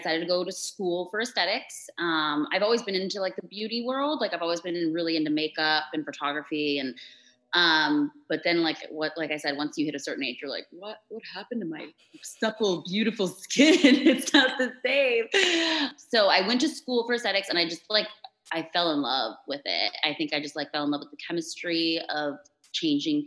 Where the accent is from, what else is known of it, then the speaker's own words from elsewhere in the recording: Florida, United States; also born or lived in Chula Vista, California / San Diego, California; I was born in San Diego, California, so like Chula Vista area. And my parents moved to Florida. My parents were both born in Mexico, so I'm like a proud Mexican. And my parents moved us to Florida when I was 3. So I'm pretty much a Florida girl for sure.